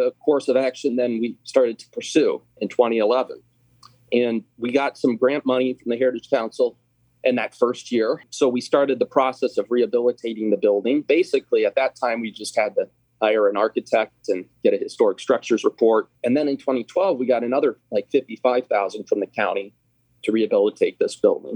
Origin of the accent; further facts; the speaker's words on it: Olathe, Kansas, United States; also born or lived in Lawrence, Kansas; I grew up in Olathe and I went to school in Lawrence